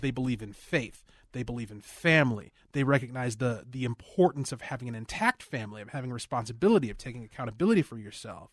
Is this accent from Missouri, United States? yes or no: no; Cottage Grove, Minnesota, United States; I grew up in Cottage Grove.